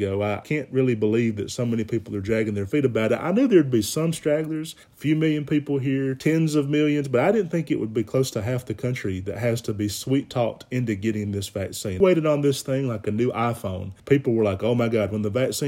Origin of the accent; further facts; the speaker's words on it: Alabama, United States; growing up in Alabama